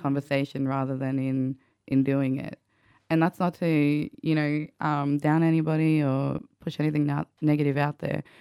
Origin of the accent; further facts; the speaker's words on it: Central Queensland, Australia; I grew up in Kalkaki, Central Queensland